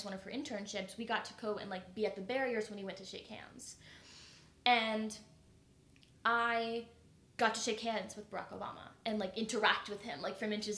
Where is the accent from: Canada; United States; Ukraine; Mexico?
United States; Burlington, North Carolina; Charlotte, Burlington, we both grew up in places that, for the most part, are really Bible Belt